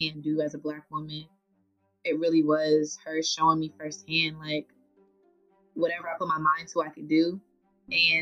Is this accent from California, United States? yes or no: no; Charlotte, North Carolina, United States; moved away as an adult; also born or lived in Brooklyn, New York; now in Washington, D.C., United States; I'm born in Brooklyn, New York, raised in Charlotte, North Carolina